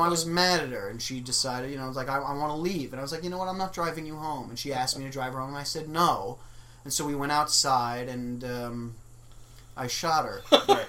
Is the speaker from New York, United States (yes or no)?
yes; New York City, New York, United States; now in Los Angeles, United States; I am born and raised in New York City